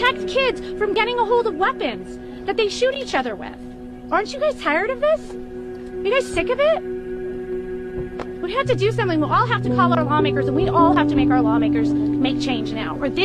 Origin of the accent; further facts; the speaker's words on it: Highland Park, Illinois, United States; I'm from Highland Park, Illinois